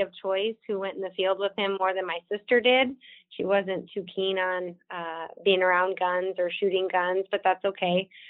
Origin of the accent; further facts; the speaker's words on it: Watertown, South Dakota, United States; I'm born and raised South Dakotan. I grew up in Watertown, which is in the northeast corner of the state